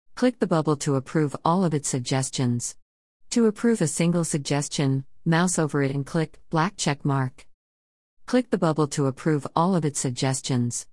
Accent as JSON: {"language": "English", "town": "Kenosha", "region": "Wisconsin", "country": "United States", "tie": "born or raised there", "said": "A group of Vietnam veterans in my hometown started meeting in a park"}